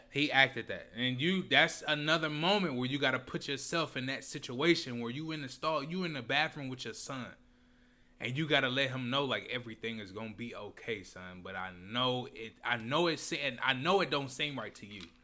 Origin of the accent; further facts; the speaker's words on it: Indianapolis, Indiana, United States; moved away as an adult; also born or lived in Alabama; I'm originally from Indianapolis, Indiana